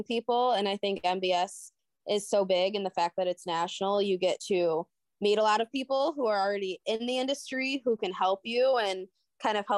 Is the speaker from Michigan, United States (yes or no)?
yes; Detroit, Michigan, United States; now in Grand Rapids, United States; I grew up in the Metro Detroit area